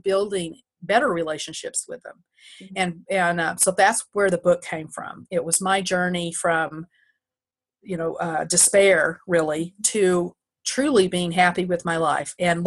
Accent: Texas, United States; now in New York, United States; I'm a Texan, full-blood Texan

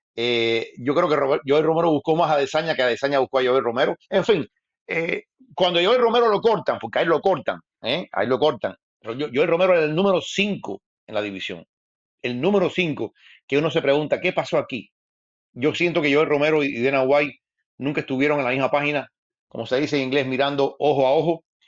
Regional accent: Cuba; moved away as an adult; después me fui de Cuba, me fui de Cuba y ejercí

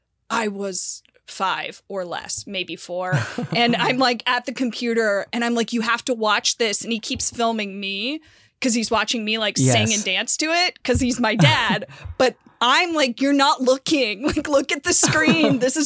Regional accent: Santa Barbara, California, United States; Santa Barbara.

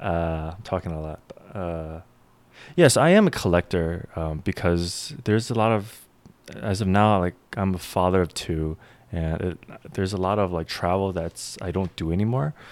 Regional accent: New York, United States; I grew up in New York

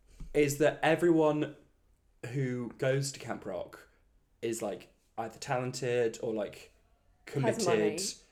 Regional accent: Buxton, East Midlands, United Kingdom; born or raised there

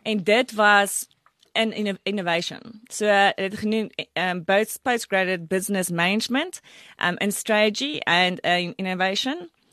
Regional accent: Brits, North West, South Africa; ek het groot geword in Brits voor 'n baie klein dorpie

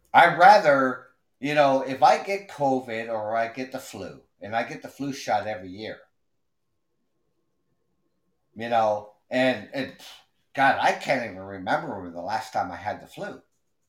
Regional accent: Canada; I'm from Canada

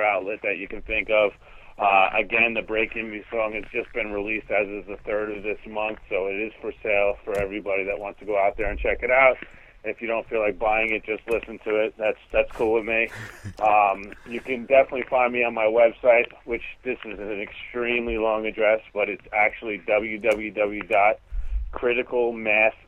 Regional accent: Centereach, New York, United States; also born or lived in Pennsylvania; I grew up in a town called Center Reach, is like the middle of Long Island.

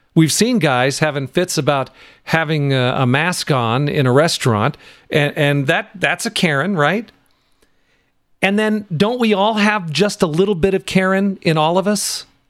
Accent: California, United States; moved away as an adult; also born or lived in Washington / Nevada; I was born in Washington, raised in California, and much of my adult life in Nevada

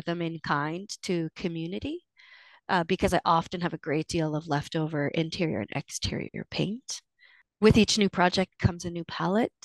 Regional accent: Cheam, Fraser Valley, British Columbia, Canada; from Chiam, which is a small village below Mount Chiam on the banks of the Fraser in the Fraser Valley

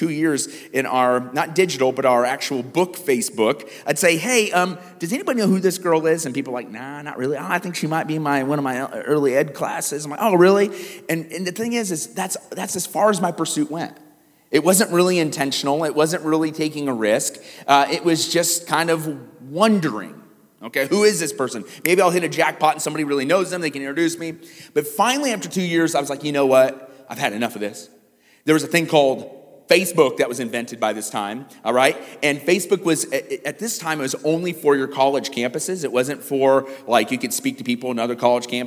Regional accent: Iowa, United States; moved away; when I grew up in Iowa, there were streetlights everywhere

